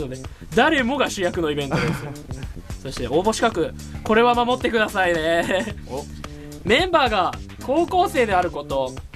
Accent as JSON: {"language": "Japanese", "town": "Nagoya", "region": "Aichi", "country": "Japan", "accent": "Nagoya-ben", "said": "んか謎多い名古屋弁なんですごい"}